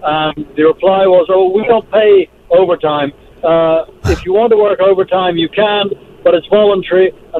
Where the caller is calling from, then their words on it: Chilliwack, British Columbia, Canada; I'm calling from Chilliwack.